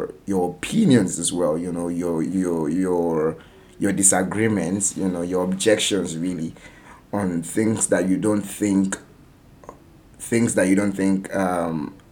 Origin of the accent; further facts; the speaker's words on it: Nigeria; a Nigerian writer based in Nigeria, telling Nigerian stories